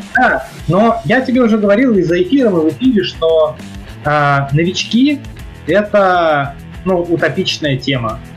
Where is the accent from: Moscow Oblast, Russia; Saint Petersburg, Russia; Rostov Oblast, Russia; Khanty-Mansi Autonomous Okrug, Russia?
Saint Petersburg, Russia; я жил в Питере, я родился в Питере, жил в Питере